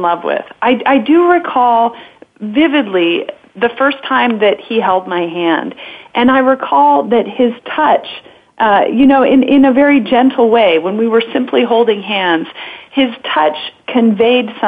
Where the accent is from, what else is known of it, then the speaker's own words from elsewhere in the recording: Southern California, United States; moved away; I was raised in Southern California